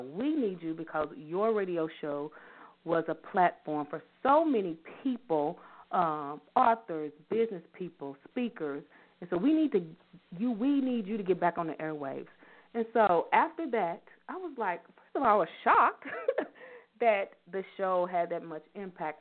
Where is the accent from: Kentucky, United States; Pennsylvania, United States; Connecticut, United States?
Kentucky, United States; Louisville; I'm from Louisville, Kentucky.